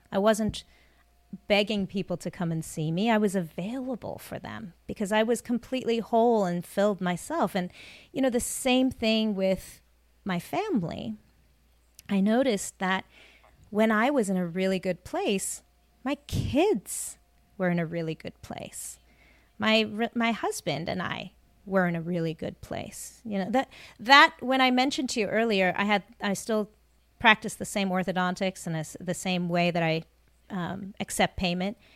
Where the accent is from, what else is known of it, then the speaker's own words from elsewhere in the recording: South Africa; now in United States; You know, I'm from South Africa originally, my family immigrated. That hard work ethic was ingrained in us. You know, we had, you know, very little money when we moved to America.